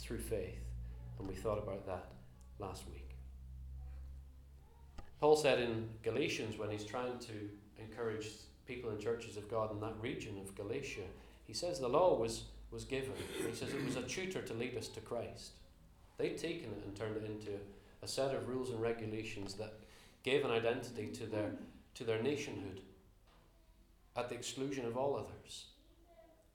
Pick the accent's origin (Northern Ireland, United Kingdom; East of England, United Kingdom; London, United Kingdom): Northern Ireland, United Kingdom; accent: slightly Northern Irish; moved away; also born or lived in Belfast; I grew up in Northern Ireland, as you can tell from my slightly Northern Irish accent these days